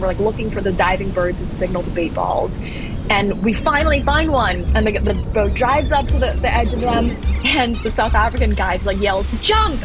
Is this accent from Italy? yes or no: no; Thailand; I grew up in Thailand and I spent my childhood foraging around